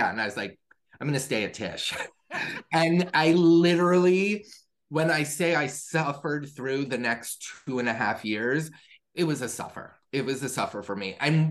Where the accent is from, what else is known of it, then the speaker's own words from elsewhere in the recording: Florida, United States; also born or lived in New York; I was born in New York. Raised in Florida